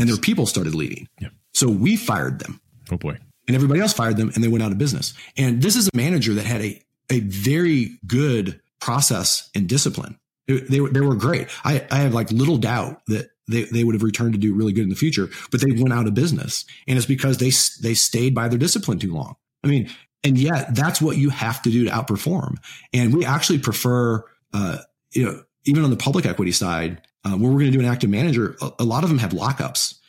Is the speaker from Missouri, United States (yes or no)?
yes; Missouri, United States; we're from Missouri, you know Midwest. It was Midwest value